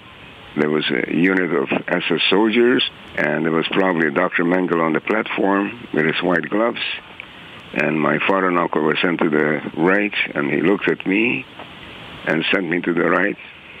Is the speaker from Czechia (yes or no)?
yes; Czechia; born there; I was born in Czechoslovakia in a free democratic country, and I had a large extended family, both my paternal and maternal side.